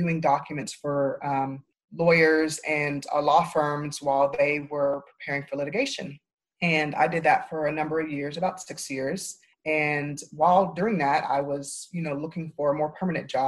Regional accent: Tulsa, Oklahoma, United States; moved away as an adult; now in Dallas, United States; I am originally from Tulsa, Oklahoma, and that's where I went to law school

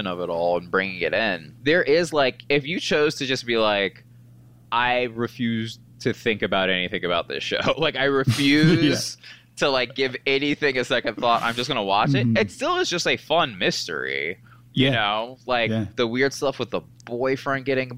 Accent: Marietta, Georgia, United States; I'm from the South, from Marietta, Georgia

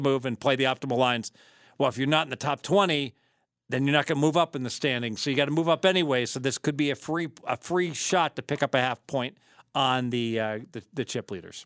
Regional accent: Dayton, Ohio, United States; now in Las Vegas, United States; I grew up in Dayton

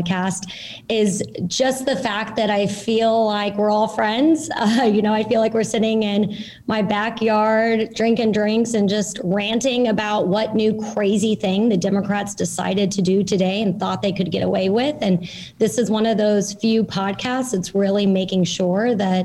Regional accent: Pinellas County, Florida, United States; I grew up in Pinellas County, Florida

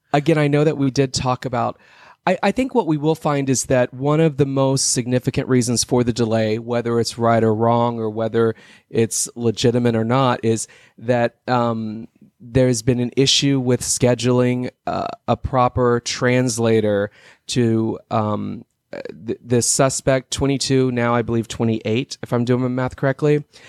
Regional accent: Texas, United States; I'm from Texas originally.

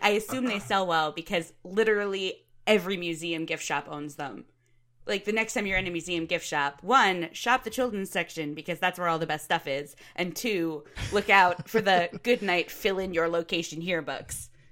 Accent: Boston, Massachusetts, United States; also born or lived in Ohio; I was born in Boston

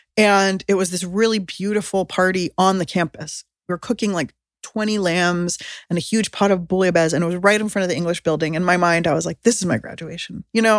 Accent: San Diego, California, United States; I mean, I grew up in San Diego, so I was a lot in citrus orchards

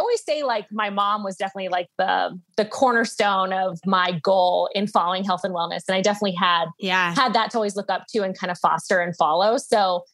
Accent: Atlanta, Georgia, United States; now in Boulder, United States; I grew up in the Southeast

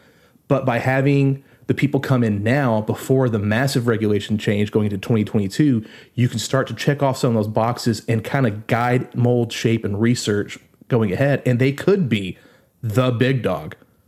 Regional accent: United States; even as an American

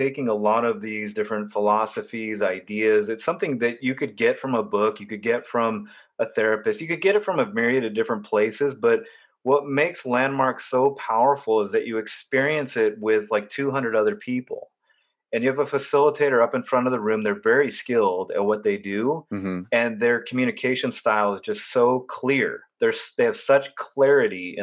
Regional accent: Orange County, California, United States; moved away as an adult; also born or lived in Los Angeles / Boston; I grew up very sheltered in Orange County, California

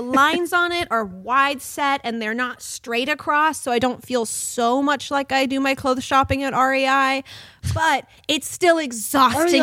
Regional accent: San Juan Islands area, Washington, United States; moved away; Skagit Valley is the area you drive through to get to the ferry landing in Anacortes to come to my hometown

